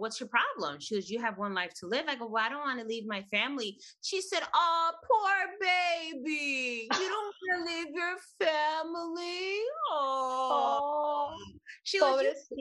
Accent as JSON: {"language": "English", "town": "Chicago", "region": "Illinois", "country": "United States", "tie": "born or raised there", "said": "I was raised on the northwest side of Chicago. And I've always lived in Chicago"}